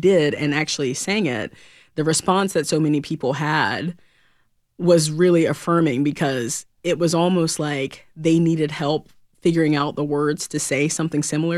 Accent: North Carolina, United States; anytime I get to play back home, North Carolina is my home state, born and raised. So anytime I'm back home, it's always a blast.

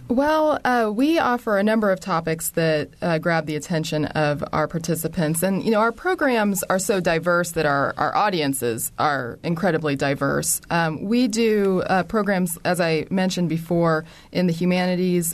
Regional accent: Bloomington, Indiana, United States; I am from Bloomington, was born at Bloomington Hospital

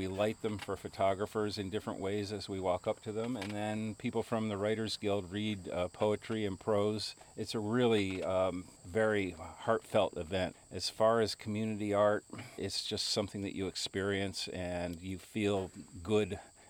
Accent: Switzerland; this looks just like a sculpture park that I knew of when I grew up in Switzerland.

